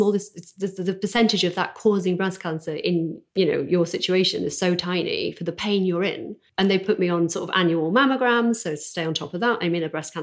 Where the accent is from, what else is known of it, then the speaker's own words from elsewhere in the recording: Doncaster, Yorkshire and the Humber, United Kingdom; moved away as an adult; also born or lived in New York; now in Los Angeles, United States; I'm from Doncaster